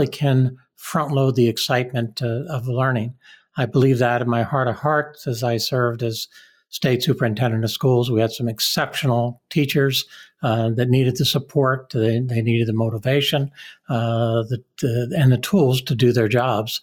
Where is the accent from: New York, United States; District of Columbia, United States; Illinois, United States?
District of Columbia, United States; Washington; also born or lived in Palm Beach County, Florida; now in Michigan, United States; I grew up in the Washington, D.C. area a number of years ago